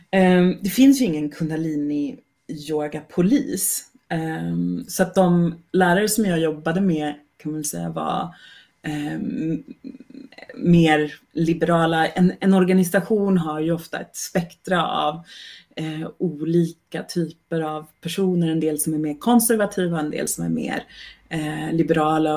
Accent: Sweden; jag är svensk kvinna

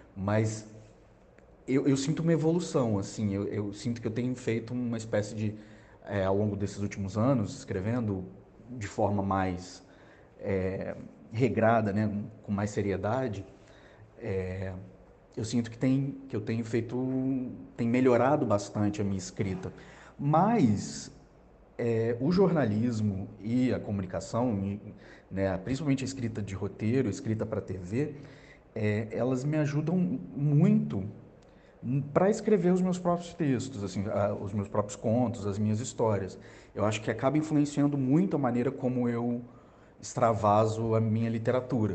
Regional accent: Juiz de Fora, Minas Gerais, Brazil; moved away as an adult; now in Rio de Janeiro, Brazil; eu sou mineiro de Juiz de Fora. É, cresci no interior e mudei para o Rio

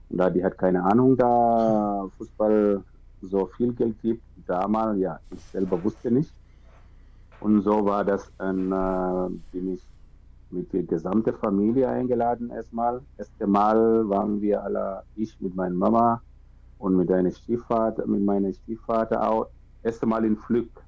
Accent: Cameroon; German is a second language; now in Germany; Klar, ich bin aus Kamerun, aber ich bin wirklich fremd.

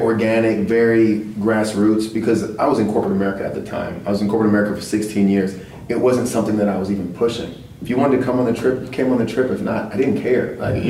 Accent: Louisiana, United States; also born or lived in Frankfurt, Germany / Texas; My mom was in the Army for 22 years, so I was born in Frankfurt and moved and traveled my whole entire life. I basically grew up mainly in Louisiana and Texas, but we always traveled.

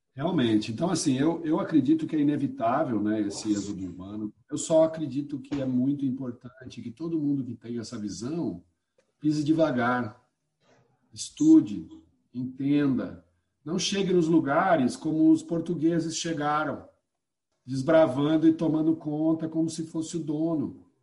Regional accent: Piracicaba, São Paulo, Brazil; moved away as an adult; also born or lived in Brasília; now in Alto Paraíso de Goiás, Brazil; eu sou de Piracicaba

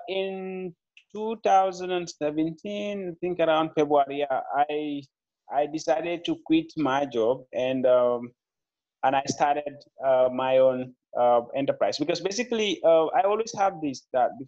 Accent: Gambia; also born or lived in Serekunda, Gambia; I'm a young Gambian entrepreneur. I was born and raised in the Gambia.

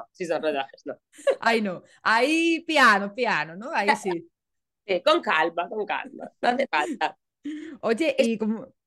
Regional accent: Italy; claro, digo, como italiana tengo que preguntarte esto

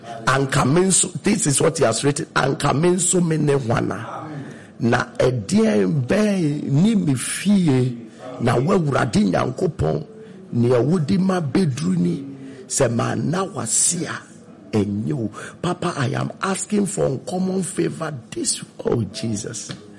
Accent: Konongo Odumasi, Ashanti, Ghana; from Konongu Odumasi.

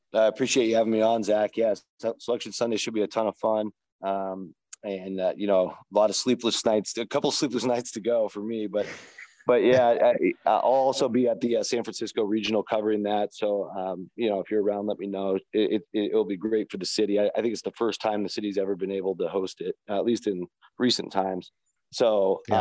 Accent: Seattle, Washington, United States; I grew up in Seattle

